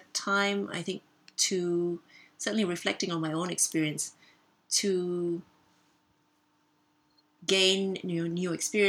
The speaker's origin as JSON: {"language": "English", "country": "Australia", "also_born_or_lived": "Czech Republic", "moved": "as an adult", "lives_now": "Zurich, Switzerland", "said": "I've lived here in Zurich for close to 20 years. I am originally from Australia, and actually in the move from Australia to Europe or Switzerland"}